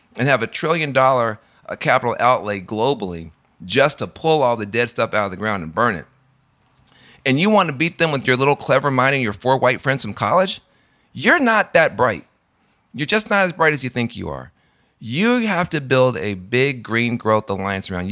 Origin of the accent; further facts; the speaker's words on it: Tennessee, United States; I'm from Tennessee